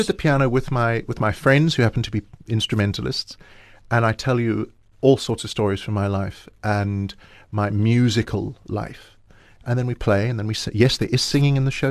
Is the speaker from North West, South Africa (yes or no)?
no; Johannesburg, Gauteng, South Africa; I'm, I'm, still based in Johannesburg, and what's interesting is every time I go overseas and somebody says, "Where are you from?" and I say South Africa